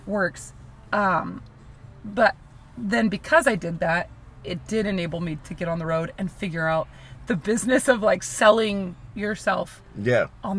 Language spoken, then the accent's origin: English; Mercer County, New Jersey, United States; moved away as an adult; also born or lived in New York / California; I grew up in New Jersey